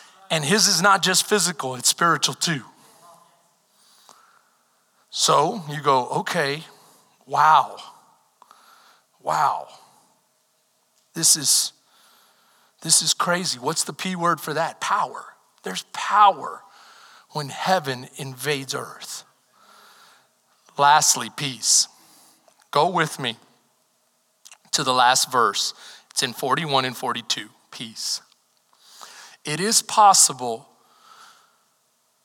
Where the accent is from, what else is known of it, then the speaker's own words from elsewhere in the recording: Texas, United States; I'm from Texas. This is like my second time out of state.